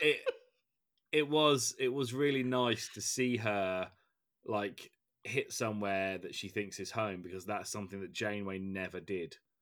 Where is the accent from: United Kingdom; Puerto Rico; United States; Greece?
United Kingdom; England; as an Englishman